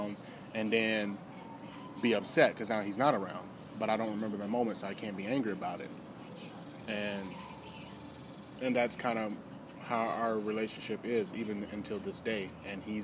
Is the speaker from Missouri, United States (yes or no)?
no; Tulsa, Oklahoma, United States; I was born and raised in Tulsa, Oklahoma, May 8th, 1996.